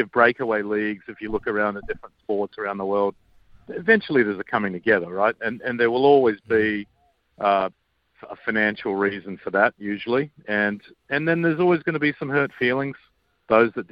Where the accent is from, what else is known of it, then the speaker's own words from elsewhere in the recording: Australia; I grew up with in Australia